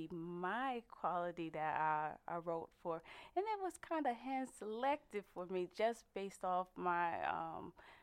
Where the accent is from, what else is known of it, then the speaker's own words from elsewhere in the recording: Paterson, New Jersey, United States; moved away; Before coming into the military, I grew up in Paterson, New Jersey